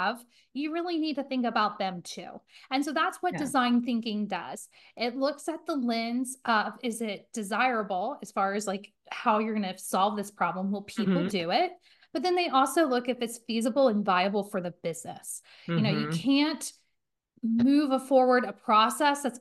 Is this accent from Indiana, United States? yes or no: yes; Indiana, United States; now in Cincinnati, United States; I'm originally from Indiana. I live in Cincinnati, Ohio now.